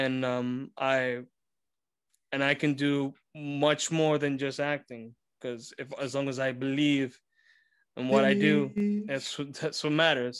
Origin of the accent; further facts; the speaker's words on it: New York City, New York, United States; But, you know, I grew up in Bensonhurst. Always lived in Bath Avenue.